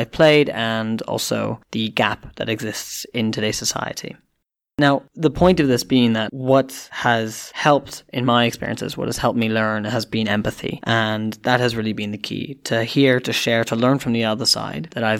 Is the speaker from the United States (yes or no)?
no; Canada; also born or lived in United Kingdom / India (ancestry); now in Kenya; I'm someone of Indian origin. I grew up in Canada and then subsequently in the UK